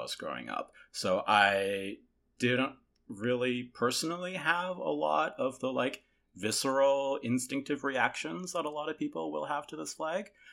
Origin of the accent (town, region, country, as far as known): Toronto, Ontario, Canada; born or raised there; also born or lived in South Korea